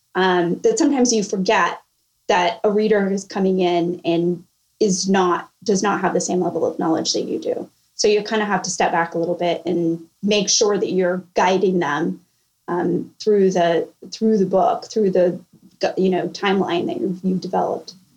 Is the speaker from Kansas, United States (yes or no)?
no; California, United States; moved away as an adult; now in Charleston, United States; I'm originally from California